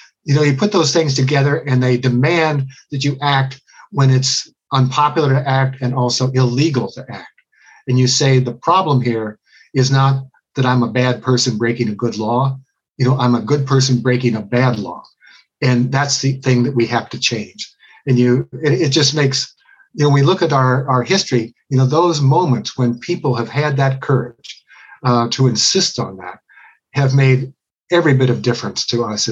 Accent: Cincinnati, Ohio, United States; I was growing up in Cincinnati

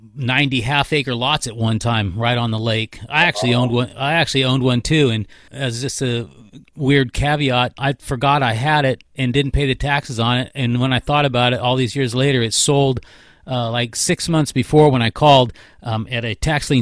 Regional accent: California, United States; I was born and raised in California, and it's an amazingly beautiful state.

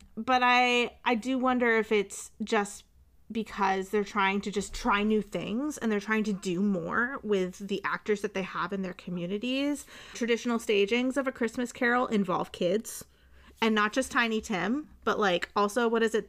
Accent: outside Hartford, Connecticut, United States; I grew up outside Hartford.

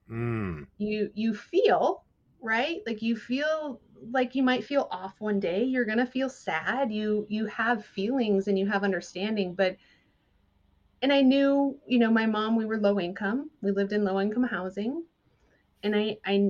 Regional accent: southern Minnesota, United States; moved away as an adult; also born or lived in Los Angeles area, California; now in California, United States; I grew up in southern Minnesota

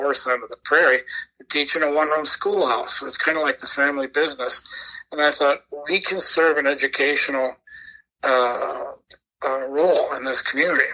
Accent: Hopkins, Minnesota, United States; I grew up in Hopkins, which started as a small town

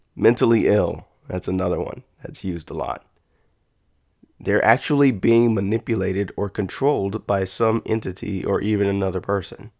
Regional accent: United States; as an American

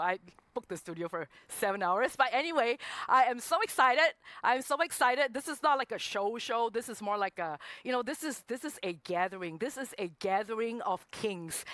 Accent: Singapore; born or raised there; moved away as an adult; also born or lived in Hong Kong

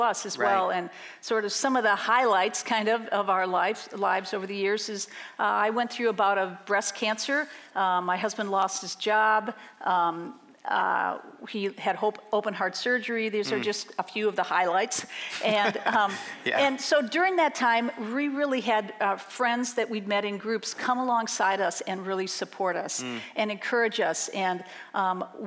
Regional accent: Minneapolis, Minnesota, United States; moved away as an adult; now in Madison, United States; I grew up in Minneapolis, and in 1988, we moved to Madison for my husband's job

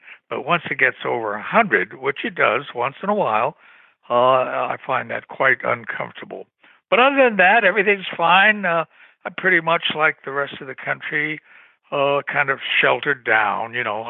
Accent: New York City, New York, United States; born there; I was born in New York City many, many, many years ago, 1938. at a hospital, I believe, that no longer exists, somewhere around Second Avenue. And I grew up all over the place.

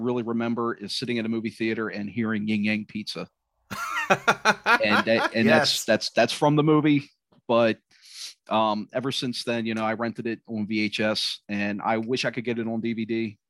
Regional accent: Pasadena, California, United States; Growing up in Pasadena

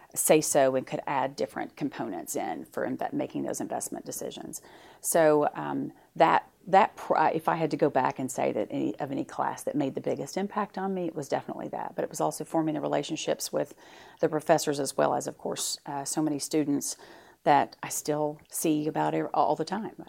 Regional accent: Fort Smith, Arkansas, United States; I grew up in Fort Smith

